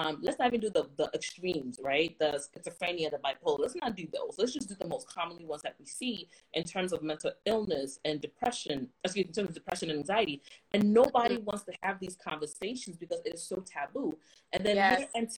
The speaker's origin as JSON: {"language": "English", "country": "Ghana", "said": "It's okay, I'm Ghanaian, and once in a while, I think I'm speaking English, everybody's like, there's an accent"}